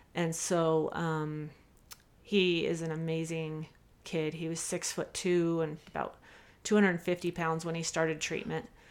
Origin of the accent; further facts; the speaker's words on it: Salt Lake Valley, Utah, United States; I grew up here in the Salt Lake Valley